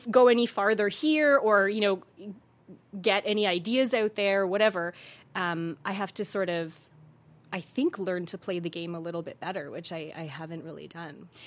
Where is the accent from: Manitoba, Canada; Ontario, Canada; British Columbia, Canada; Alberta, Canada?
Alberta, Canada; Calgary; moved away as an adult; now in Los Angeles, United States; my parents are from East Africa, so my mom is from Tanzania and my dad is from Kenya and I was born in Calgary